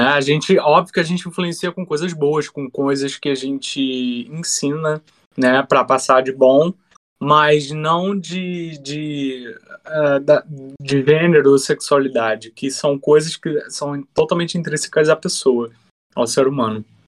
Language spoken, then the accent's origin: Portuguese; Brazil; para gente como brasileiro